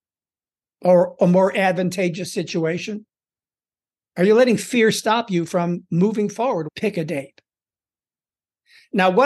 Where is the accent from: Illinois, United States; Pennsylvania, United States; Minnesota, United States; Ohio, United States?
Illinois, United States; Chicago; moved away as an adult; also born or lived in Los Angeles; I grew up in Chicago